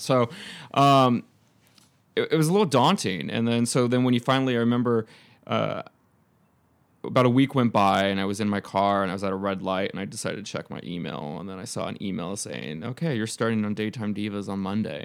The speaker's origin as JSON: {"language": "English", "town": "Temecula", "region": "California", "country": "United States", "tie": "born or raised there", "also_born_or_lived": "Fountain Valley, California / Los Angeles", "moved": "as an adult"}